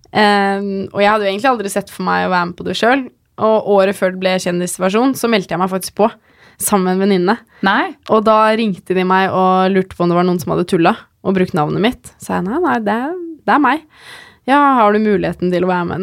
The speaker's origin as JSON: {"language": "Norwegian", "town": "Geilo", "region": "Buskerud", "country": "Norway", "said": "jeg er fra Geilo"}